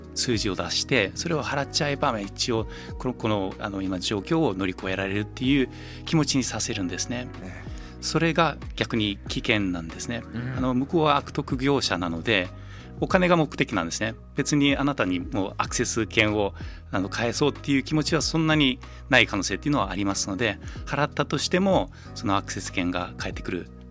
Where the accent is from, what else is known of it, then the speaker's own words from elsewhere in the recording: New Zealand; moved away as an adult; now in Japan; ニュージーランドはまあ生まれ育ちなのであの本当に大学までずっとニュージーランドでしたね。